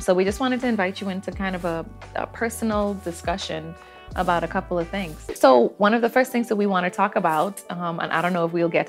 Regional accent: Bahamas; we're both from the Bahamas

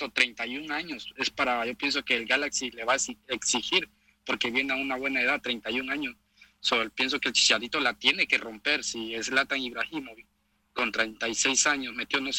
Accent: Honduras; Y no soy mexicano, soy hondureño, pero me gusta lo bueno, me gusta el fútbol.

